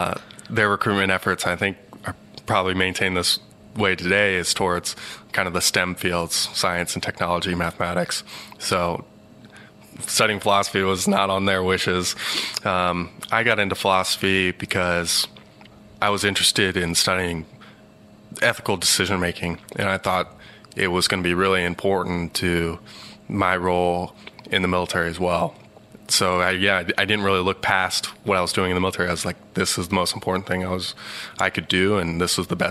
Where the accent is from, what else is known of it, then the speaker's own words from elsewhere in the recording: Cincinnati, Ohio, United States; We lived in the suburb of Evendale, just maybe 20 minutes north of downtown.